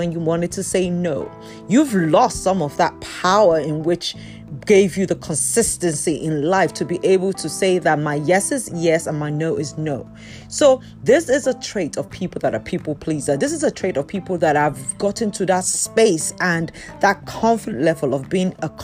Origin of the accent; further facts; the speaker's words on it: Yorubaland, Nigeria; I'm a Nigerian, particularly from the Yoruba culture